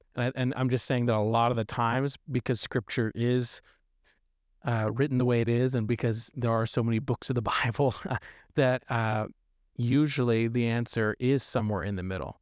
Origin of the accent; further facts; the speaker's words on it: Arkansas, United States; moved away as an adult; now in California, United States; originally from Arkansas